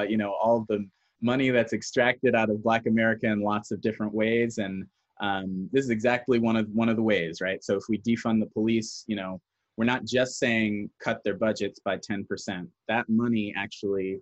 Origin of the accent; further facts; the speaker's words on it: Newark, New Jersey, United States; I grew up in Newark, New Jersey